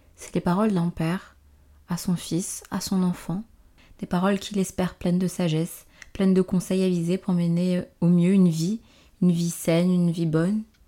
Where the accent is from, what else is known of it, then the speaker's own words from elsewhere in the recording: Benin; je suis née euh, dans la République du Bénin, un pays d'Afrique de l'Ouest, dans les années 2000